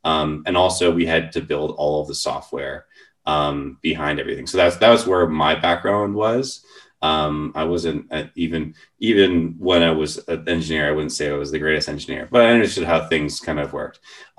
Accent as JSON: {"language": "English", "town": "Vancouver", "region": "British Columbia", "country": "Canada", "tie": "born or raised there", "said": "So I grew up in the Vancouver area."}